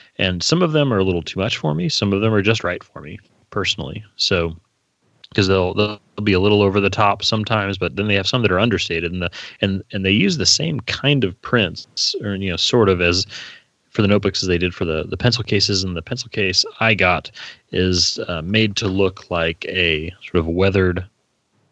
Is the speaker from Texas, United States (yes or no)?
no; Indianapolis, Indiana, United States; Indianapolis because that's where I was born